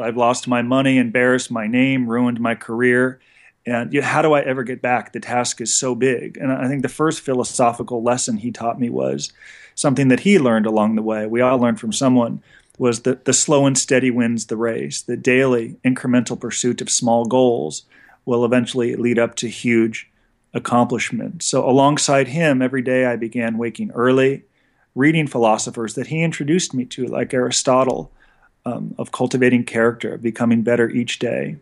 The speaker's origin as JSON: {"language": "English", "town": "Los Angeles", "region": "California", "country": "United States", "tie": "born or raised there", "said": "So I grew up in Encino, California, which is a, a Jewish enclave about twenty minutes outside of Los Angeles"}